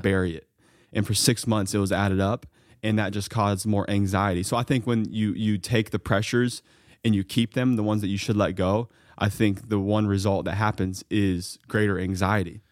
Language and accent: English; Mount Vernon, Ohio, United States; hometown pharmacies, where I grew up in Mount Vernon, Ohio.